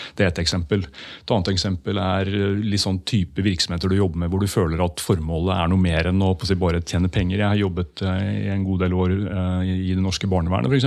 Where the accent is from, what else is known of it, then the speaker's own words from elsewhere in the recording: Skedsmokorset, Akershus, Norway; Jeg vokste opp på Skedsmokorset